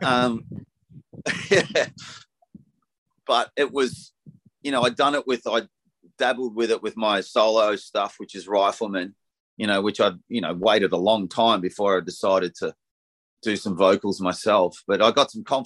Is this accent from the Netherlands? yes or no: no; Frankston, Victoria, Australia; now in Black Mountain, Australia; I was brought up in Frankston and now I live in Black Mountain in the country.